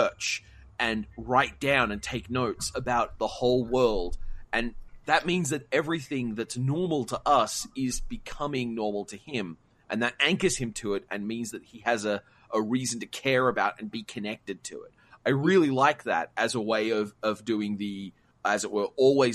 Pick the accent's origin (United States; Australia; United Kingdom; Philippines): Australia; I'm Australian